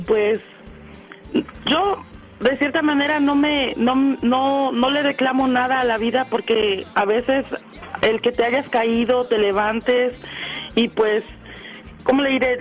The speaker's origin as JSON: {"language": "Spanish", "town": "Atlixco", "region": "Puebla", "country": "Mexico", "moved": "as an adult", "lives_now": "North Hollywood, United States", "said": "Yo soy originaria de Atlixco, Puebla"}